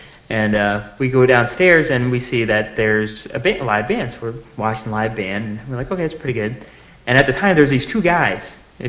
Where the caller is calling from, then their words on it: Connecticut, United States; I'm calling from Connecticut.